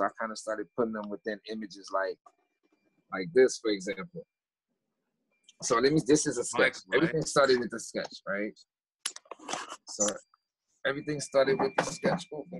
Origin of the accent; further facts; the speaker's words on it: Haiti; born there; Oh, I was born in Haiti.